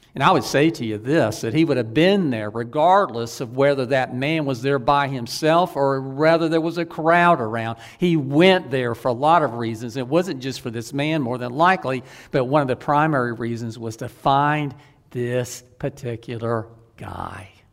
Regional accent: the Old South, United States; I was from the Old South

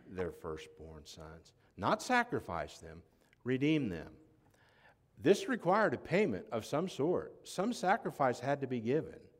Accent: Florida, United States; also born or lived in Tennessee; When somebody asks me where I'm from, I say I'm from Florida, not Tennessee.

